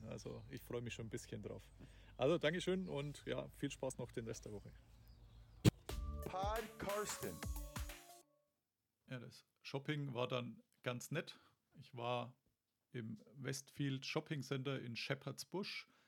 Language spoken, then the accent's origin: German; Germany; nee, nee, so oft bin ich ja nicht hier und außerdem bin ich ja aus Deutschland.